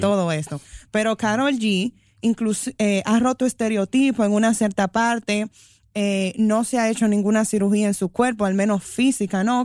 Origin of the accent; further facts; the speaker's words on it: Dominican Republic; somos de la República Dominicana